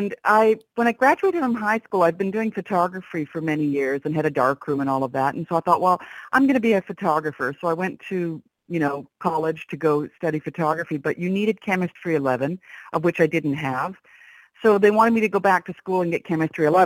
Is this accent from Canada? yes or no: yes; Canada; I've worked mostly, well, my entire life as a Canadian in Canada in the film industry